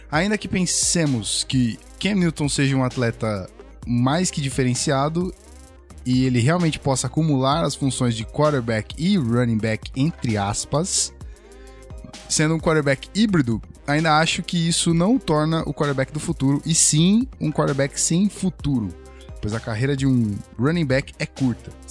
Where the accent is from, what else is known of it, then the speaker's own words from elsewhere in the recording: João Pessoa, Paraíba, Brazil; sou de João Pessoa, na Paraíba, torcedor do Broncos e dos Espectros, aqui da minha cidade.